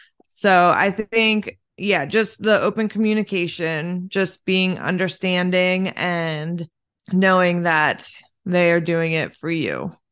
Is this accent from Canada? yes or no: no; Lancaster, United States; I definitely feel like I grew up in Lancaster, and it's very like, you kind of not keep to yourself